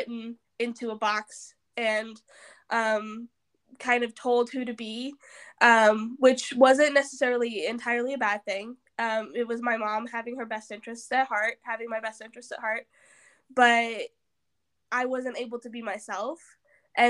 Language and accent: English; Southern Missouri, United States; I'm from Southern Missouri